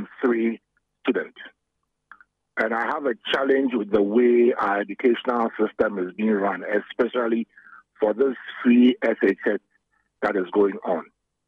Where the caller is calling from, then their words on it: Accra, Greater Accra, Ghana; I'm calling from Accra, Adabaka.